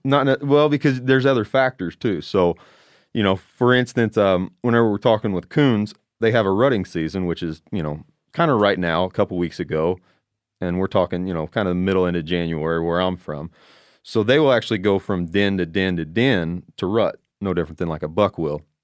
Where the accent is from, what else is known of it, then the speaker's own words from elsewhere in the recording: Southern Illinois, United States; I'm from Illinois, Southern Illinois.